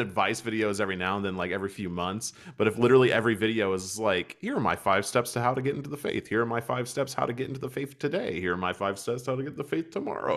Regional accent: United States; moved away as an adult; also born or lived in Kentucky; now in Germany; as an American, as someone who clearly is American

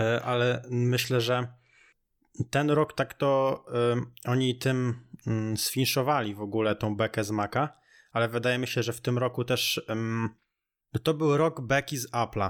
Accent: near Radom, Masovian Voivodeship, Poland; ja jestem z okolic Radomia

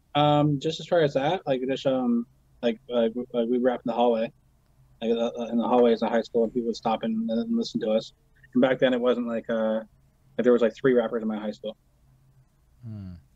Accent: Brantford, Ontario, Canada; also born or lived in Paris, Ontario; I was born in Brantford

